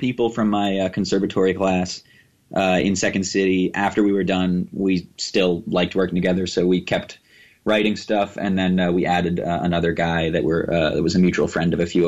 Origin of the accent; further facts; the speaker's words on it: Barrie, Ontario, Canada; I went to elementary school right around where you're talking about